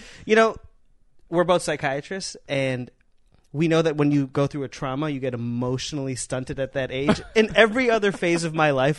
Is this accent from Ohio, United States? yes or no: yes; Ohio, United States; now in Los Angeles, United States; I'm not from Orlando, by the way. There's no Orlando. I'm from Ohio.